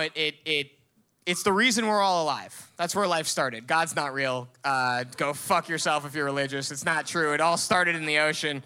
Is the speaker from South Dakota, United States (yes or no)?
no; Miami, Florida, United States; growing up in Miami